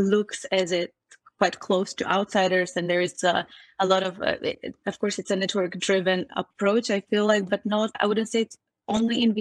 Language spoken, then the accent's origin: English; Sofia, Sofia City, Bulgaria; also born or lived in London; now in Berlin, Germany; I'm originally from Sofia, the capital of Bulgaria